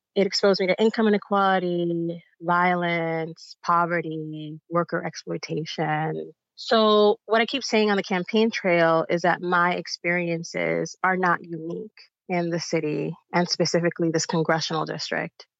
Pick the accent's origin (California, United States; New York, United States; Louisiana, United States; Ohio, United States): New York, United States; New York City; also born or lived in Bayamón, Puerto Rico; the district that I grew up in in the Bronx